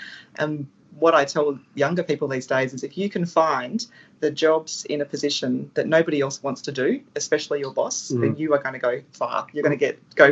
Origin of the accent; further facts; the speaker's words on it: Darwin, Northern Territory, Australia; my territory story started in the territory because I was born here in Darwin